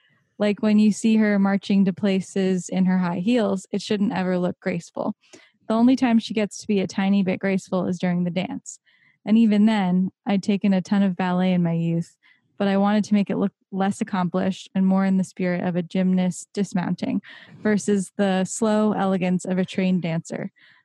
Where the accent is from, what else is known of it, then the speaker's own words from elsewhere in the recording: New Jersey, United States; We grew up in New Jersey